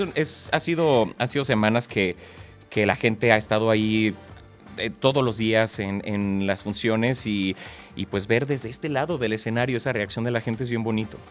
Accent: Mexico; para nosotros como, como mexicanos

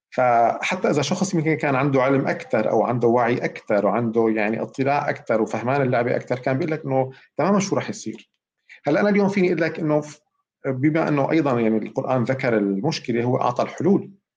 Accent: Syria; moved away; انا مواطن سوري

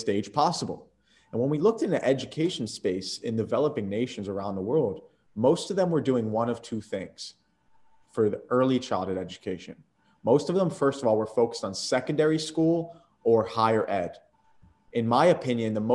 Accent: Atlantic City, New Jersey, United States; moved away as an adult; also born or lived in Philadelphia / Tampa, Florida; I was lucky enough to be born in Philadelphia and raised in Atlantic City area

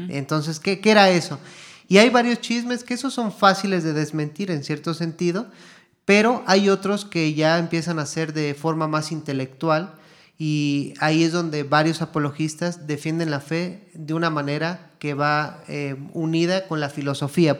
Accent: Mexico; moved away as an adult; now in Guatemala; yo soy mexicano de nacimiento, pero ya llevo aquí ocho años en, Guatemala

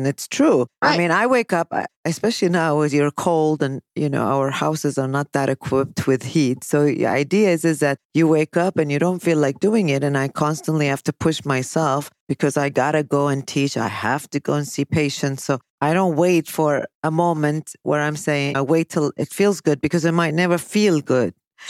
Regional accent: Chicago, Illinois, United States; Winter here because I'm from Chicago.

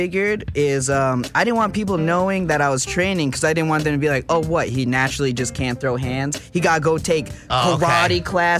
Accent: upstate New York, United States; moved away; I'm from upstate New York, brother.

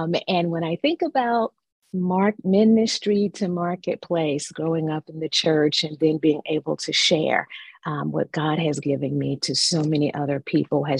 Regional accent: North Carolina, United States; moved away as an adult; now in Maryland, United States; I grew up in North Carolina and relocated to Maryland about 27 years ago.

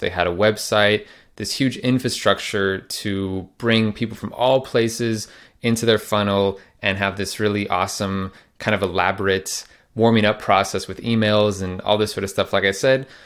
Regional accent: Phoenix, Arizona, United States; moved away as an adult; also born or lived in Netherlands; I am actually in my hometown of Phoenix, Arizona in the U S, in the room that I grew up

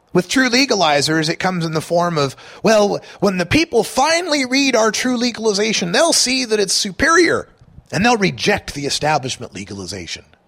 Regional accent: Idaho, United States; my home state, Idaho

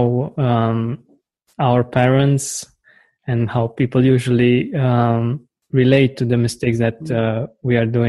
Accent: Romania; here in Romania

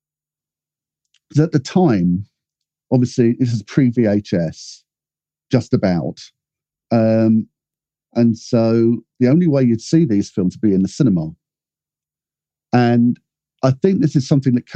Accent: Cornwall, South West England, United Kingdom; growing up in Cornwall

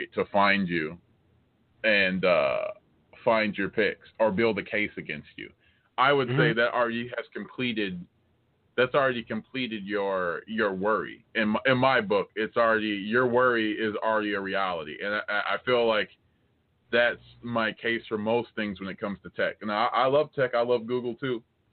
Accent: United States; I'm American.

